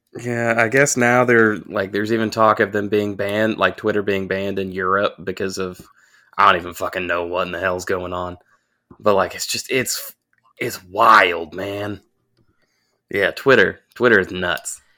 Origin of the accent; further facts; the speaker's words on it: Augusta, Georgia, United States; moved away; I grew up in Augusta.